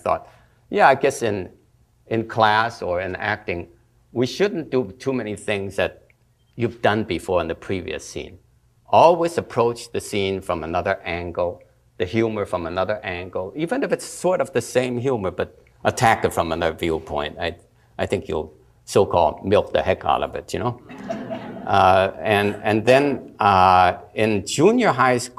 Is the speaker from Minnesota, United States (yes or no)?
yes; Minnesota, United States; moved away; I was from Minnesota